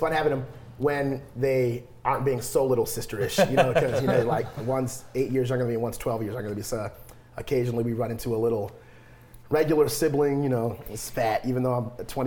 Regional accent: Jackson, Michigan, United States; also born or lived in Atlanta; my hometown Jackson

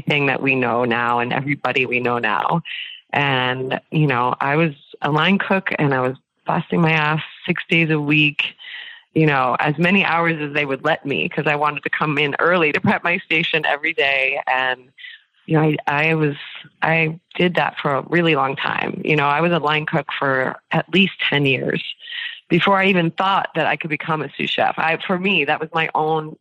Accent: New Jersey, United States; now in New York City, United States; I grew up in New Jersey

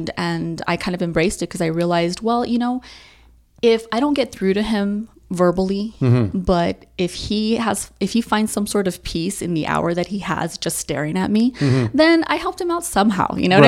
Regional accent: El Paso, Texas, United States; also born or lived in Chandler, Arizona; Born and raised in El Paso.

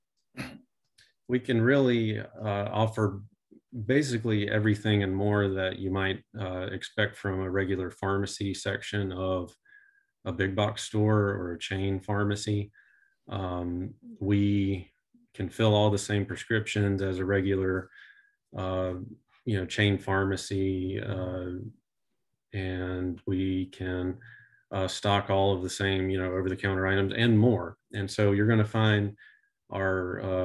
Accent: Winston-Salem, North Carolina, United States; moved away as an adult; also born or lived in Chapel Hill, North Carolina; I'm from Winston-Salem, North Carolina, originally, just kind of outside of town

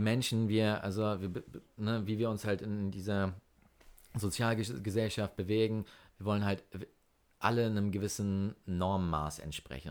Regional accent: Norderstedt, Schleswig-Holstein, Germany; bei uns in, in Norderstedt, da wo ich herkomme

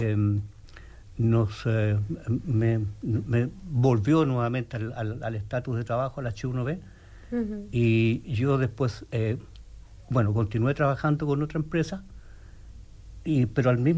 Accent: Santiago, Santiago Metropolitan Region, Chile; first language Spanish; moved away as an adult; now in Bloomington, United States; yo vengo de Chile, de la República Independiente de Chile, de allá Sudamérica.

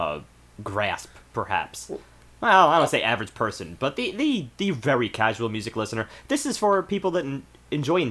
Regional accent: United States; We're American

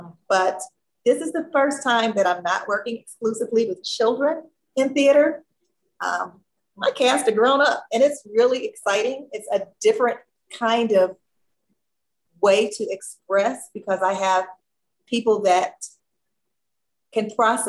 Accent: Gary, Indiana, United States; I was that kid growing up in Gary, Indiana, who had the talent shows in their backyard all the time, and I got to be the MC. I was fortunate. I grew up half a block from the … family, …, …, those kids.

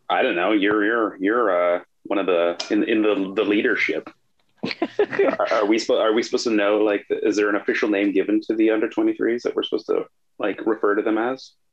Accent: Canada; as a Canadian

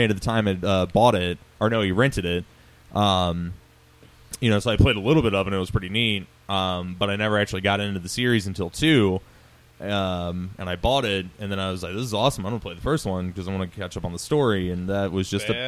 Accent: United States; I'm an American

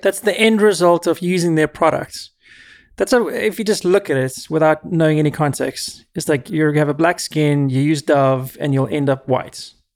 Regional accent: South Africa; moved away as an adult; now in United States; I was born and raised in South Africa

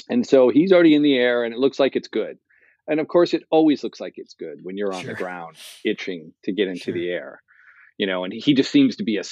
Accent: United States; I'm an American

